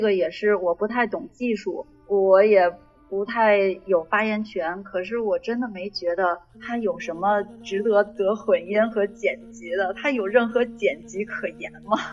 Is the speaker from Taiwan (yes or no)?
no; China; moved away; also born or lived in North America; 我一个中国人